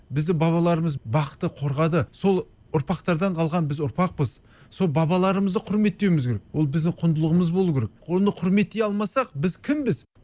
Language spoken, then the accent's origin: Kazakh; Kazakhstan; бала кезімде ауылда өстік қой қарапайым болып жүрдік ауылда